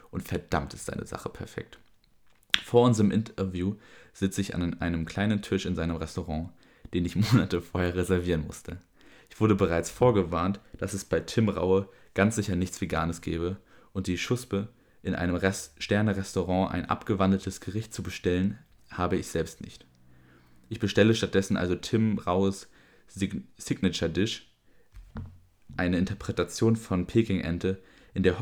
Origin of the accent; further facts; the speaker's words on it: Berlin, Germany; Ich bin in Kreuzberg aufgewachsen. Für uns gab es keine Unterschiede zwischen Mann, Frau, Moslem, Christ, Schwul. Das gab es alles auf einer Straße.